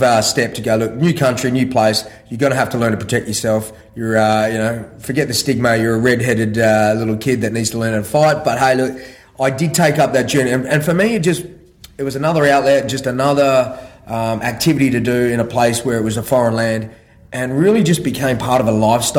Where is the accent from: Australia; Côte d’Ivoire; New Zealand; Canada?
Australia; also born or lived in Ireland; I was born in Ireland and moved over to Australia probably when I was just shy of 6 years old